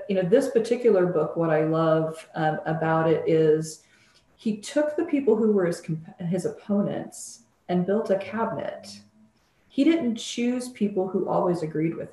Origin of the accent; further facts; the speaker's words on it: Illinois, United States; I was born and lived in Illinois a lot of my life